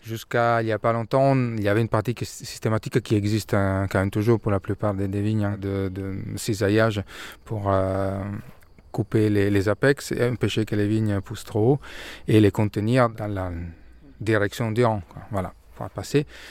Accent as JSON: {"language": "French", "town": "Milan", "region": "Lombardy", "country": "Italy", "moved": "as an adult", "lives_now": "France", "said": "je suis de Milan ils nous sont rencontrés à Milan. Moi, j'ai fait toutes mes études à Milan"}